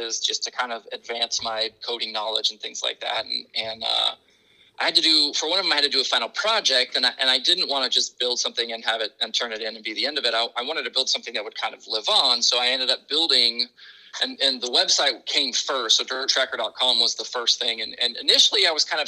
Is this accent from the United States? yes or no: yes; Oregon, United States; moved away; I'm from the Pacific Northwest. I'm from Oregon